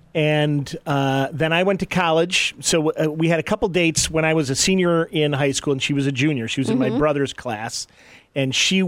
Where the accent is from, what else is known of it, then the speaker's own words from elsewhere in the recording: Detroit, Michigan, United States; moved away; also born or lived in Kalamazoo; I'm from Detroit originally, but spent a lot of time.